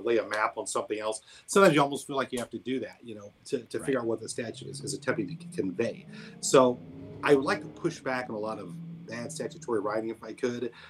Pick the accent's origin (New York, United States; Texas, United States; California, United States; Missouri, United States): Missouri, United States; Columbia; also born or lived in New Orleans; my hometown called me back and, and came back here to Columbia